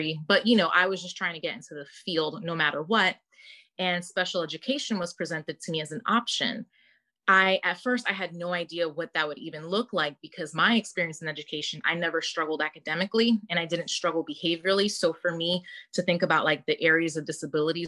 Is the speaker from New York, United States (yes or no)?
yes; New York City, New York, United States; moved away as an adult; I was born and raised in Brooklyn, New York. I lived there basically until I was 27